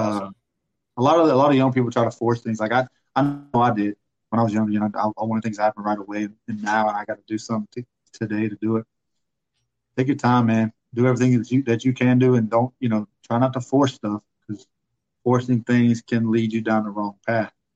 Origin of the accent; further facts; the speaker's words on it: Pensacola, Florida, United States; I'm from Pensacola